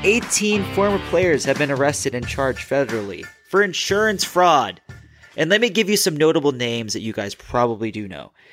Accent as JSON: {"language": "English", "region": "Minnesota", "country": "United States", "said": "I'm from Minnesota"}